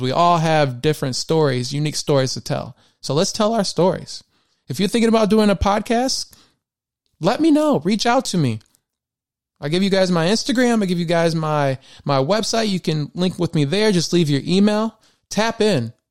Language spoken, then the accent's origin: English; Michigan, United States; I was born and raised in Michigan